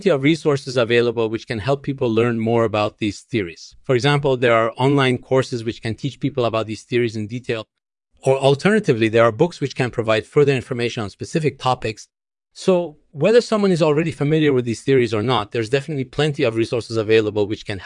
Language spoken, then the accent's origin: English; Iran; born there; Well, I was born in Iran, but my parents originally came from Afghanistan.